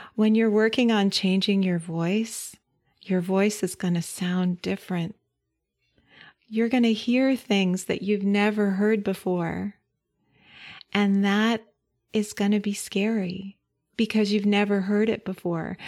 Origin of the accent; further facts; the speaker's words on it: Idaho, United States; now in Berkeley, United States; I grew up in Idaho